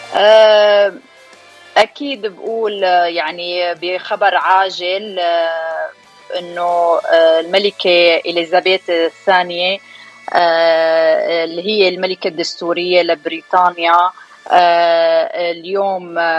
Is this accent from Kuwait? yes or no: no; Syria; also born or lived in Dubai / Washington DC; now in Kentucky, United States; انا من سوريا وصار لي من 2005 بأمريكا